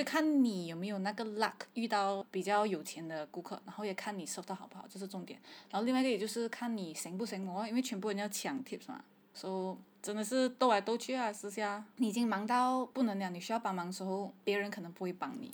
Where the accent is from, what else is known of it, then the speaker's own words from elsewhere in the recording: Malaysia; 所以我们马来西亚人普通人通常是不会给 tips 的嘛